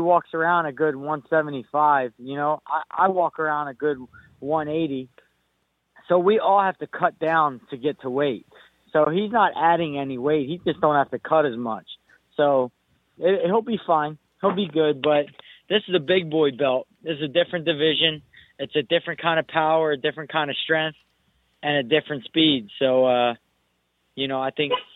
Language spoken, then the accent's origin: English; United States; I'm Irish. I'm Puerto Rican. But the fact remains, I'm from America and I'm American